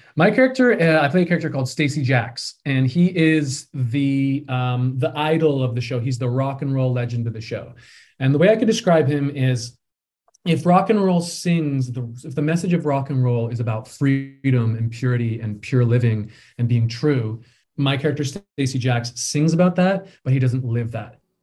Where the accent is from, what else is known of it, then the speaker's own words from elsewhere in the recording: Peterborough, Ontario, Canada; moved away; I grew up in Peterborough, um, in the West End, and I started doing community theater there